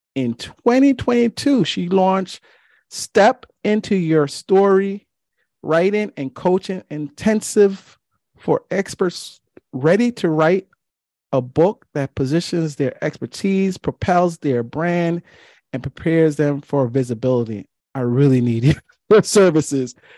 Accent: New York City, New York, United States; growing up in Flatbush, Brooklyn

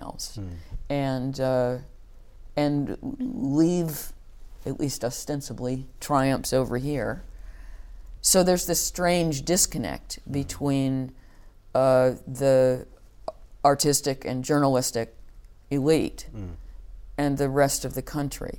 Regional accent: United States; moved away as an adult; also born or lived in New York; now in United Kingdom

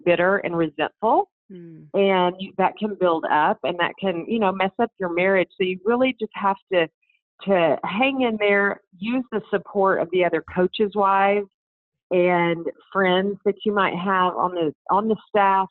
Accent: Dallas, Texas, United States; moved away as an adult; also born or lived in Waco, Texas / Colorado Springs, Colorado / Murfreesboro, Tennessee / Gainesville, Florida; now in Austin, United States; I grew up in Dallas

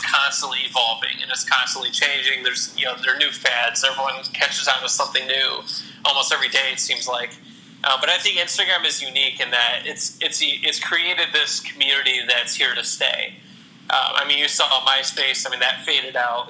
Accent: Toledo, Ohio, United States; I'm born and raised in Toledo. I've lived here my whole life. I live in Genoa, actually, which is a suburb of Toledo

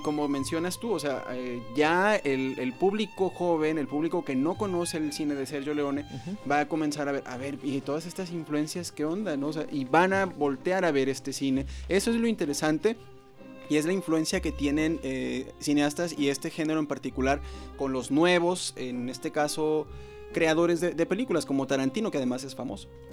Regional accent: Mexico; a nosotros como mexicanos

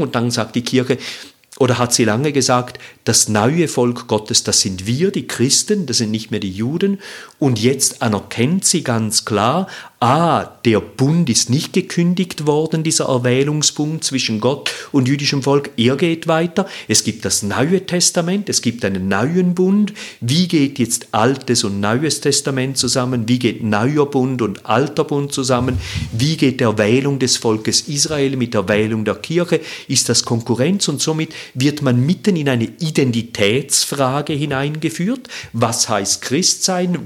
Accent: Zurich, Switzerland; Ich komme aus Zürich

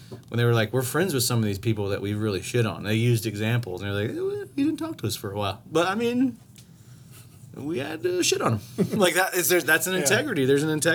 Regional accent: United States; Well, not just because we're American, we've only been around for 200-whatever years.

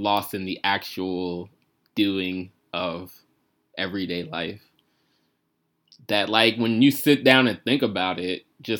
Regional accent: Tallahassee, Florida, United States; moved away; I really love Tallahassee, Florida, and all the people I grew up

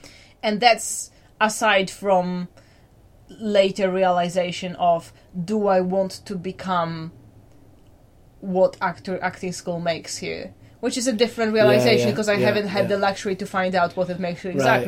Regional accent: Poland; people will kind of get stuck on the fact that my accent isn't quite as Polish as they'd like me to.

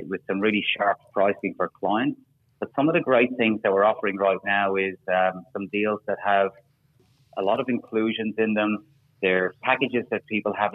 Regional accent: Ireland; now in Australia; I'm an Irishman

